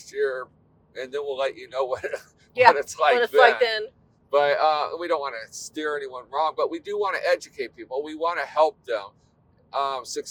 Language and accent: English; California, United States; we're from California.